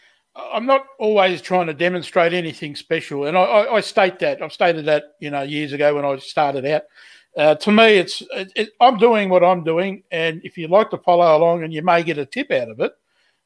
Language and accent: English; Australia; we as Australian makers